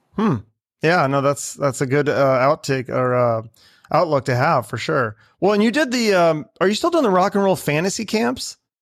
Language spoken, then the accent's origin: English; Seattle, Washington, United States; I'm from Seattle, so I grew up in the Seattle in the '90s.